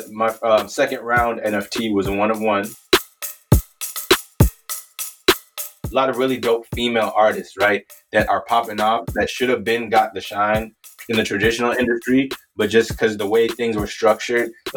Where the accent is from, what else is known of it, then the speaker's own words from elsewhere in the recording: Minnesota, United States; also born or lived in Canada / Wisconsin; moved out of Canada, moved all over like the Midwest, like Wisconsin, Minnesota, and then grew up in Minnesota